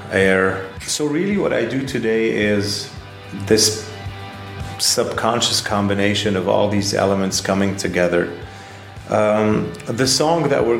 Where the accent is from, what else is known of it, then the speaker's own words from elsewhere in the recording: Lebanon; moved away as an adult; also born or lived in Paris, France; I'm from Lebanon. And I moved to Paris in the early 2000s, and I lived there for a decade